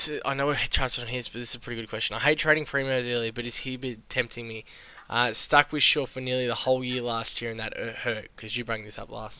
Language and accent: English; Australia; being Australian.